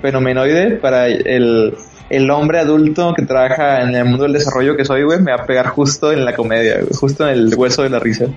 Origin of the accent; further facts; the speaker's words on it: Mexico; yo como, como niño mexicano